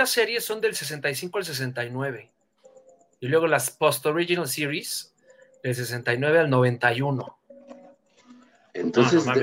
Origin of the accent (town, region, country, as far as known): Mexico